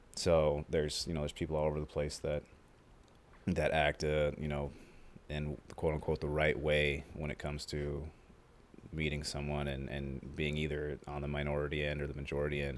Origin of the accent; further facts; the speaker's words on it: Omaha, Nebraska, United States; we're from Omaha, specifically the west side of Omaha. And that's where we've grown up. He was, he wasn't born there. I was, I was born there